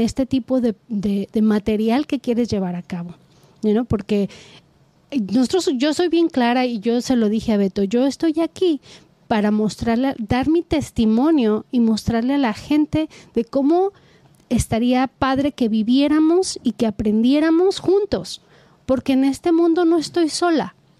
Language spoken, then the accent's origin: Spanish; Guadalajara, Jalisco, Mexico; yo soy de Guadalajara, Jalisco